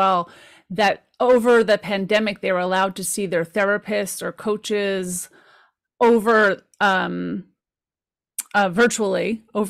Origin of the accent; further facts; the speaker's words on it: Caldwell, New Jersey, United States; I grew up in the Caldwells.